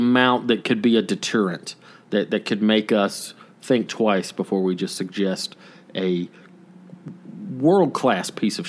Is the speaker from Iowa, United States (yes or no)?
no; Georgia, United States; born or raised there; moved away; also born or lived in Woodstock, Georgia